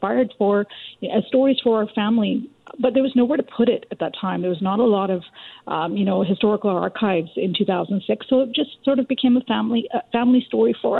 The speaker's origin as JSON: {"language": "English", "town": "Richmond", "region": "British Columbia", "country": "Canada", "tie": "born or raised there", "said": "I grew up in Richmond, BC, in an immigrant community"}